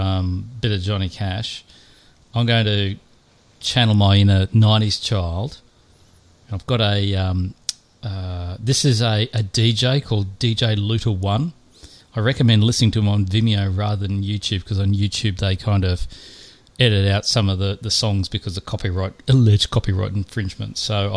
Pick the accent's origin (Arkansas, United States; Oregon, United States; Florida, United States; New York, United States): New York, United States; Like, I actually lost my home state.